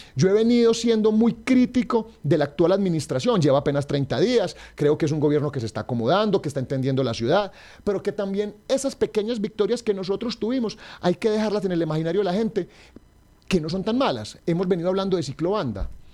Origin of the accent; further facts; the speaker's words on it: Caldas, Colombia; a los caldenses